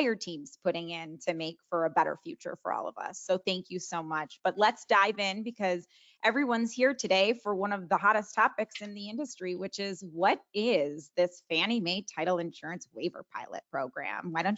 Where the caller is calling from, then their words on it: Sarasota, Florida, United States; And I'm calling in from Sarasota, Florida